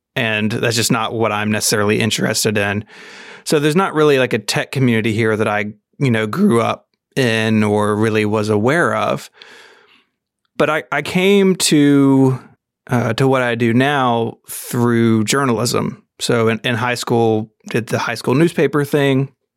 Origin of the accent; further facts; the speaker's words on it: Memphis, Tennessee, United States; I'm from Memphis, Tennessee, born and raised here